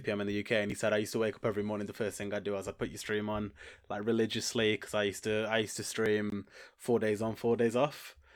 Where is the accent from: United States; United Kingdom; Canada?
United Kingdom; Stoke-on-Trent, West Midlands; I'm from Stoke on Trent in, in the U K.